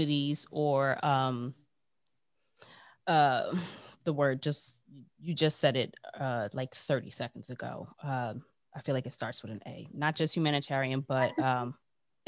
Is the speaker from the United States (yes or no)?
yes; United States; accent: American; I'm American